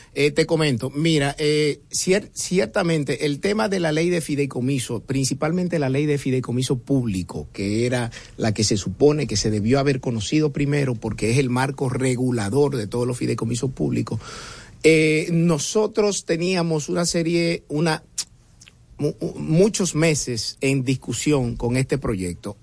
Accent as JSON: {"language": "Spanish", "town": "Santo Domingo", "region": "Distrito Nacional", "country": "Dominican Republic", "tie": "born or raised there", "said": "me crié en Atala. El que sepa lo que es Atala sabe muy bien que es un barrio de clase media pura que está al lado de Honduras, está al frente del 30 de mayo"}